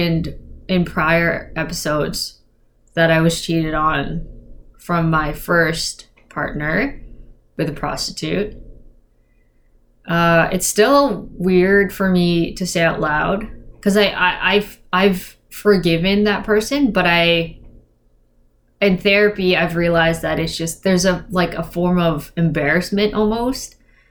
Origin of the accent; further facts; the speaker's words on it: Philippines; I'm Filipino